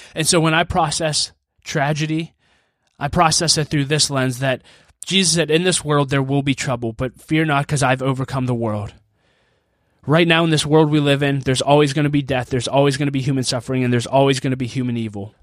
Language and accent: English; Pittsburgh, Pennsylvania, United States; my hometown of Pittsburgh, Pennsylvania